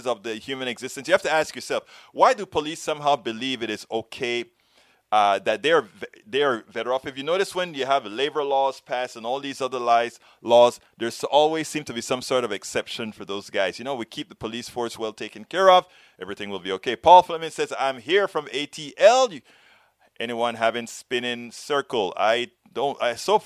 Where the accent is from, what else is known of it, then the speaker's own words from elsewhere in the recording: Panama; I'm from Central America, Panama